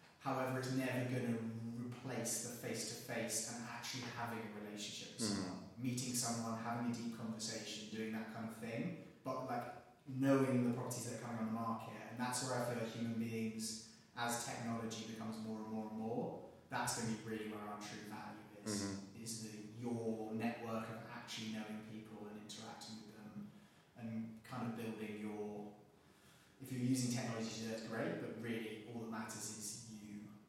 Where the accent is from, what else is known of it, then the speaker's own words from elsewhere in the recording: England, United Kingdom; now in United States; because I'm an English guy, wear a suit every day, Red Sox every day, because weirdly in America, people people like the English accent a lot.